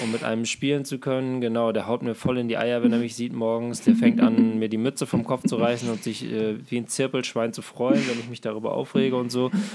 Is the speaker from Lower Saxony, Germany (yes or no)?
yes; Glandorf, Lower Saxony, Germany; mein Heimatdorf Glandorf